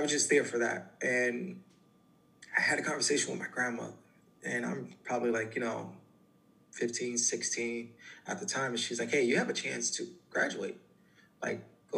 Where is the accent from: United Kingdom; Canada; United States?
United States; New York City, New York; I'm originally from the Bronx